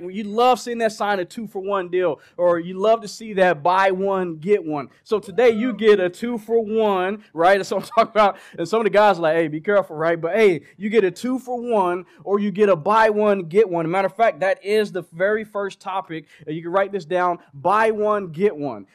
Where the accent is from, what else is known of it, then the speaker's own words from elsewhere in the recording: Oklahoma, United States; moved away; I'm from Oklahoma